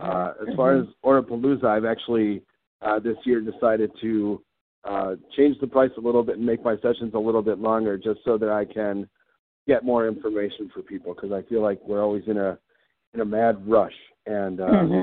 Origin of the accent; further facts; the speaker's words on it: East Coast, United States; also born or lived in Wisconsin / Minnesota; I actually grew up initially on the East Coast, and then we moved to Wisconsin and then subsequently Minnesota. But I've been in Minnesota for most of my life from that perspective.